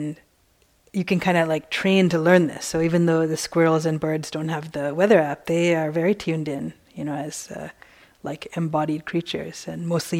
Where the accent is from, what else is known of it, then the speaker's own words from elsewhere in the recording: East Coast, United States; now in West Coast, United States; I grew up in the East Coast.